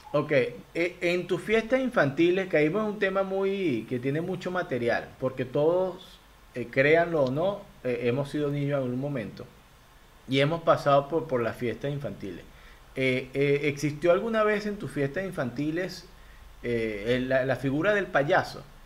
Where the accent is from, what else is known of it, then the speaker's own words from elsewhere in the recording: Venezuela; moved away as an adult; now in Guayaquil, Ecuador; yo soy migrante venezolano